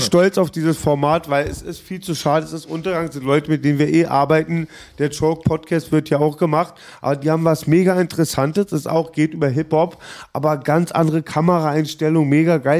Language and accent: German; Berlin, Germany; ich bin Berliner